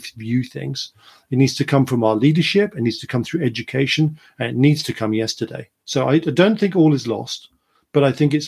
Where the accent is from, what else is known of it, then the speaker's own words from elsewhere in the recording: United Kingdom; being British